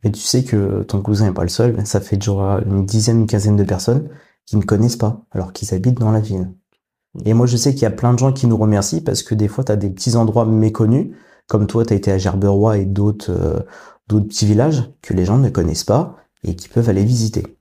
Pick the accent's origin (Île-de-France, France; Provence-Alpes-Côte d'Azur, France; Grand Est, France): Île-de-France, France; Paris region; moved away as an adult; now in Rouen, France